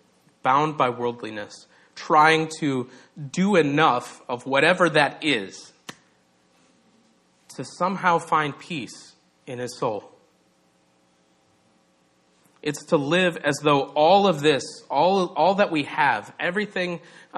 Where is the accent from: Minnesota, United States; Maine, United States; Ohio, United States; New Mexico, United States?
Minnesota, United States; I'm from Minnesota